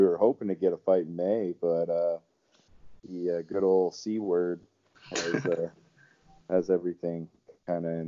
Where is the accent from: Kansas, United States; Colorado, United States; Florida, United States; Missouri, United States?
Florida, United States; Was born and raised in Florida